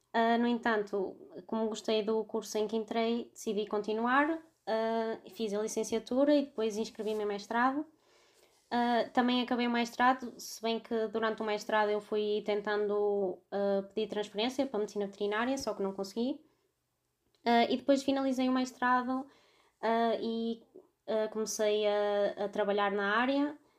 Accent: Vila Nova de Gaia, Norte, Portugal; tenho 26 anos e sou de Vila Nova de Gaia.

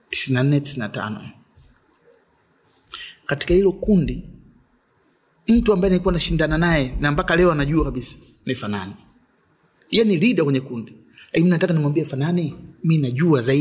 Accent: Dar es Salaam, Tanzania; born there; na nimezaliwa Dar Walianza muda mrefu. Sisi tumekaa Ilala pale kina Chido anasema Ilala, yani si Ilala kabisa. Tulikuwa flat moja hivi mzee namba 11. Ndio nimezaliwa pale.

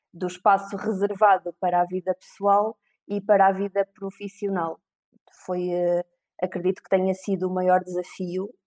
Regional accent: Viseu, Centro, Portugal; eu tenho 35 anos, sou de Viseu

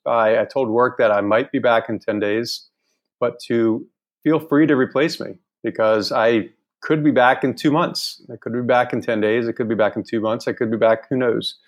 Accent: Northern Virginia, United States; moved away as an adult; also born or lived in Charleston, South Carolina / Greenville, North Carolina / New York City; now in Hanoi, Vietnam; I grew up in Northern Virginia, outside of DC.

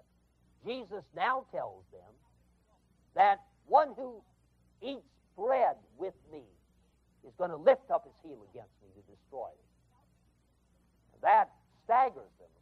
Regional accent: West Coast, United States; moved away; I come from the West Coast

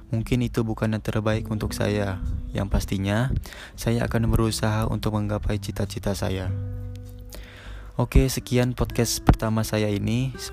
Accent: Bandar Lampung, Lampung, Indonesia; Asal saya Bandar Lampung.

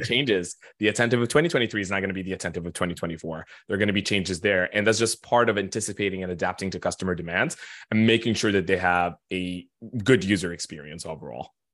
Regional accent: Khartoum, Sudan; now in New York, United States; I am born and raised, uh, a good six thousand miles east of New York. I'm actually Sudanese

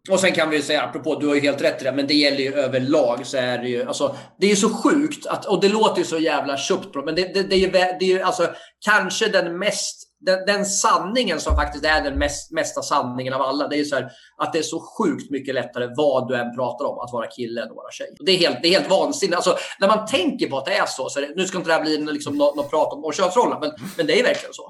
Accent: Sweden; jag är uppväxt i Felixbro

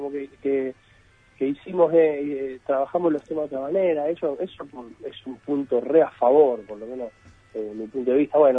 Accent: Argentina; somos argentinos

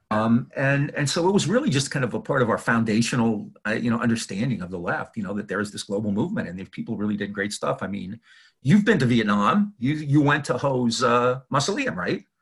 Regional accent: United States; as Americans, I think you know, as American lefties

